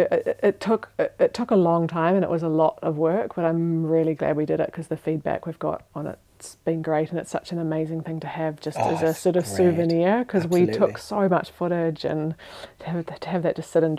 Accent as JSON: {"language": "English", "region": "Otago", "country": "New Zealand", "tie": "born or raised there", "lives_now": "Switzerland", "said": "next to my hometown in New Zealand"}